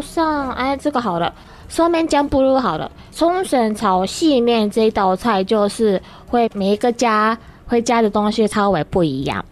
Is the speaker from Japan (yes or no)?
yes; Ishigaki, Okinawa, Japan; Chinese is a second language; moved away as an adult; also born or lived in Tokyo, Japan; now in Taiwan; 那石垣岛的很乡下